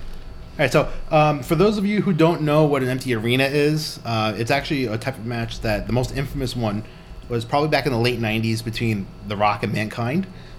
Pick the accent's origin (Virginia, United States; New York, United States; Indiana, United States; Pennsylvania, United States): New York, United States; New York City; we're sitting in a very humid apartment right now in Brooklyn, New York, which is where all five of us are originally from.